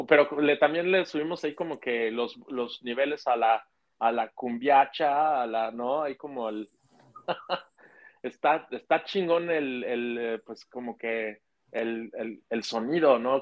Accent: Mexico; soy de México

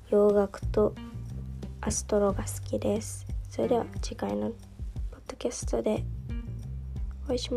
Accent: Kanto, Japan; 私は関東で生まれて育っている17歳高校生です。

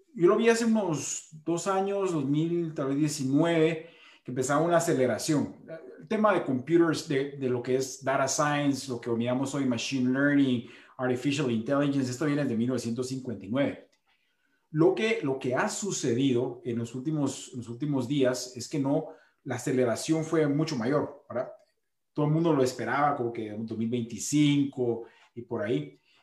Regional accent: Guatemala; como guatemalteco

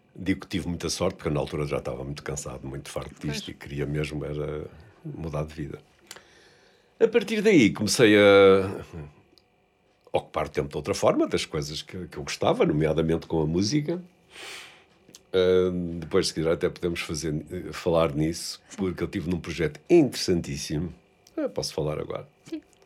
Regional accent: Vila do Conde, Norte, Portugal; also born or lived in Porto; Nasci no Porto, hum. cresci em Vila de Conde

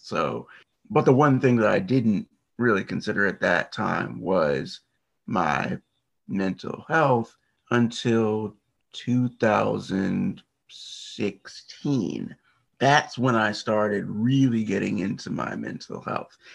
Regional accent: United States; I am from the US. I'm not far from the Washington, D.C. area

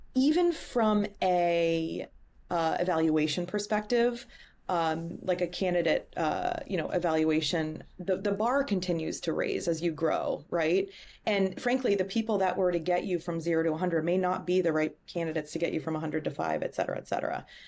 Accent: Boston, Massachusetts, United States; moved away as an adult; also born or lived in Chicago; I am, uh, born and raised in Boston. Um, lived in Chicago for six years and relocated, um, back home to Boston

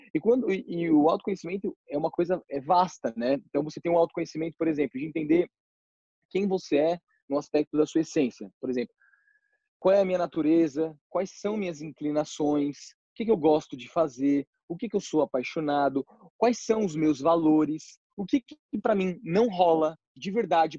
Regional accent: São Paulo, Brazil; also born or lived in Ferraz de Vasconcelos; eu sou de São Paulo

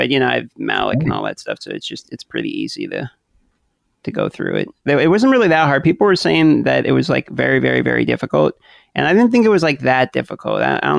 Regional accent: Alaska, United States; I'm from Alaska

